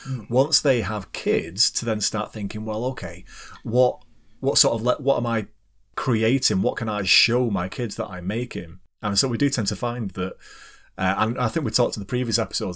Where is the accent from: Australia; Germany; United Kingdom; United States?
United Kingdom; as a Brit